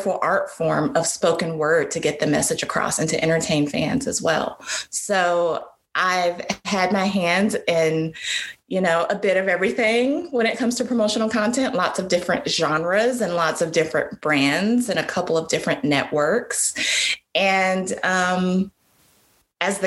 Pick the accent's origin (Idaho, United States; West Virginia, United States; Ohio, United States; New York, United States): Ohio, United States; Columbus; moved away as an adult; also born or lived in Washington, D.C.; now in Atlanta, United States; I'm originally from Columbus, Ohio